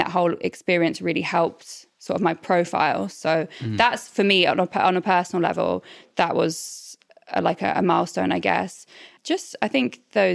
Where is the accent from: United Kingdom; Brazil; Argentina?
United Kingdom; Norwich, East of England; moved away; I'm from Norwich originally.